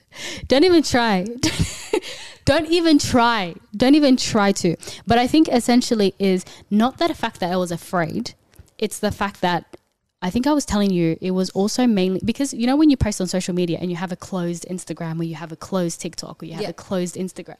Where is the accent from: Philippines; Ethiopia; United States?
Ethiopia; And obviously I'm from Ethiopia, so I love you guys too.